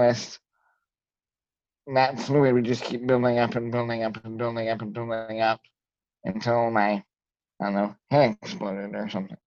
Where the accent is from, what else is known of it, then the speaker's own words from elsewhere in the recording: rural northern Indiana, United States; I'm from rural northern Indiana